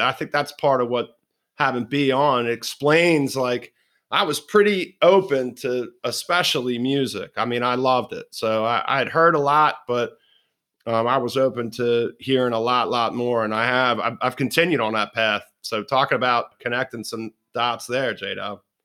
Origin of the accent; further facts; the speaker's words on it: Baltimore, Maryland, United States; I'm a Baltimore boy, and part of that experience growing up in Fells Point